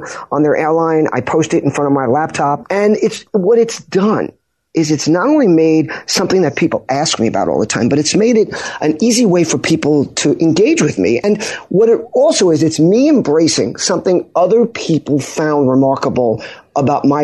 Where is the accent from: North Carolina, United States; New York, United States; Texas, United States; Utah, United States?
New York, United States; Long Island; also born or lived in Pompano Beach, Florida; I grew up in Long Island. I live in Huntington